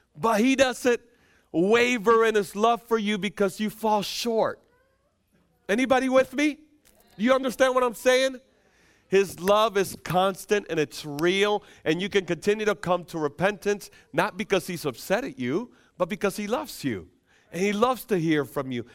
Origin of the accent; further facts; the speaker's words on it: Dominican Republic; moved away; I'm from the Dominican Republic.